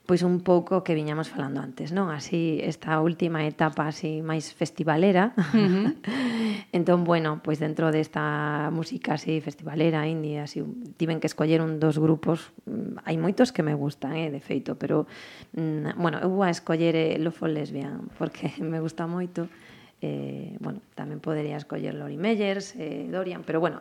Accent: Galicia, Spain; como patriota e, eh, e, e como galega que son

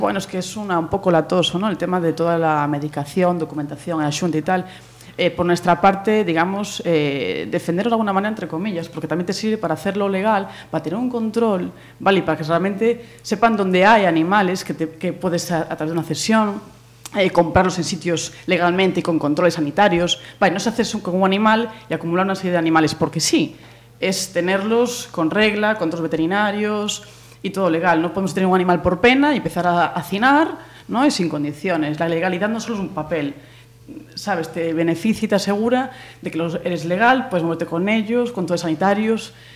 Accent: Pontevedra, Galicia, Spain; somos los de Pontevedra.

